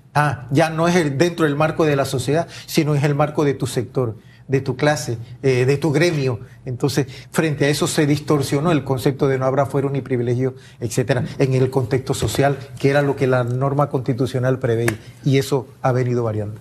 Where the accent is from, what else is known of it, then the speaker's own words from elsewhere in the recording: La Chorrera, Panamá Oeste, Panama; soy originario de Panamá Oeste, Chorrera, Panamá